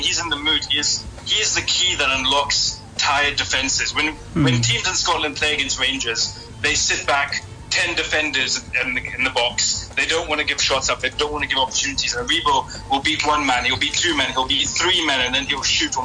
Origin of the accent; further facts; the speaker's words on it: Johannesburg, Gauteng, South Africa; even though I grew up in Johannesburg, South Africa